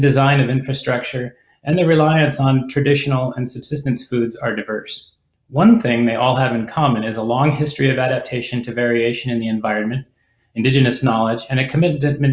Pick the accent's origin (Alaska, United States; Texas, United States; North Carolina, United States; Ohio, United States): Alaska, United States; I grew up in Alaska and I live here now